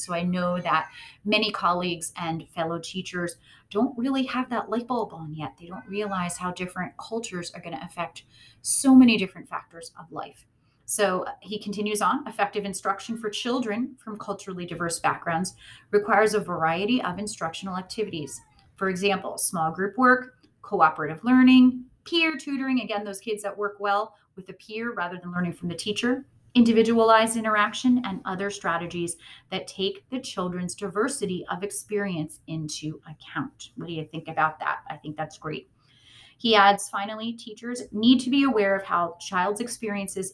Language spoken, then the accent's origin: English; United States; as American educators